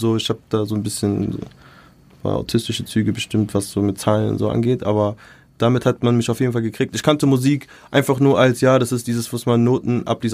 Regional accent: Mainz, Rhineland-Palatinate, Germany; moved away as an adult; now in Frankfurt, Germany; ich bin äh, in Mainz aufgewachsen, also ich bin da geboren. MZ Born and Raised.

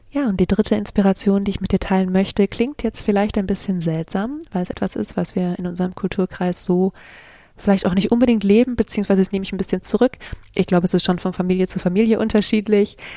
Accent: Germany; hier bei uns in Deutschland

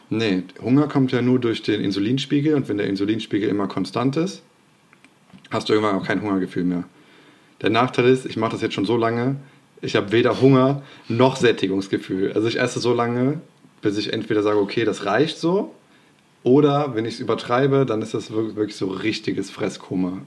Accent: Bergisch Gladbach, North Rhine-Westphalia, Germany; ich komme aus Refrath oder Bergisch Gladbach, wer das nicht kennt.

